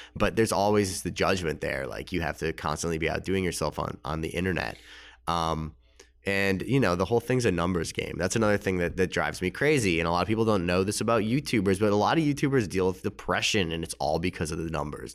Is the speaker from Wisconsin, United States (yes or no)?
no; Winnetka, Illinois, United States; I grew up in Chicago. You know, there's a, it's a town called Winnetka